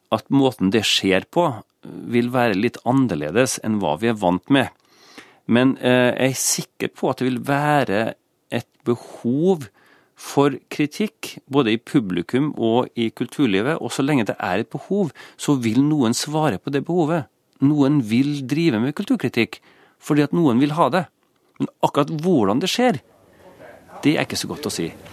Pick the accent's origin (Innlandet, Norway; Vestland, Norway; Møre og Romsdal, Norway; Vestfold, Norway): Møre og Romsdal, Norway; Kristiansund; moved away; Når jeg begynte å lese Dagbladet på 70-tallet, i min hjemby Kristiansund